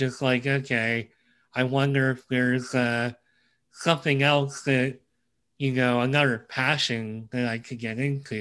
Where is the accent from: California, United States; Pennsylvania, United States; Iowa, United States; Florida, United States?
Pennsylvania, United States; I'm from Pennsylvania